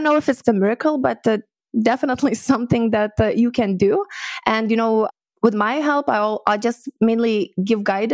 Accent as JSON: {"language": "English", "country": "Lithuania", "also_born_or_lived": "Edinburgh, Scotland", "moved": "as an adult", "said": "I'm from Lithuania originally"}